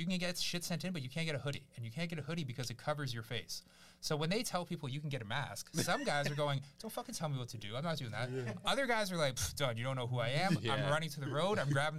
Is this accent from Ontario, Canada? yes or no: yes; Barrie, Ontario, Canada; born or raised there; also born or lived in Kyiv, Ukraine / Victoria Park, Toronto